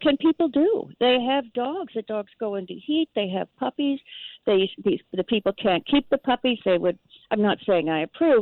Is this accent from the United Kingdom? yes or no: no; Toronto, Ontario, Canada; moved away; also born or lived in Colorado / Mexico; I was born in Toronto